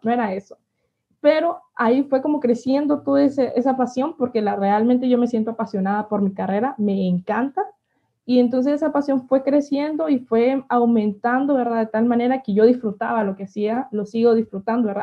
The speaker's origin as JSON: {"language": "Spanish", "town": "El Paraíso", "country": "Honduras", "tie": "born or raised there", "said": "Nací en un pequeño pueblo aquí de Honduras, un pueblo cafetalero llamado El Paraíso"}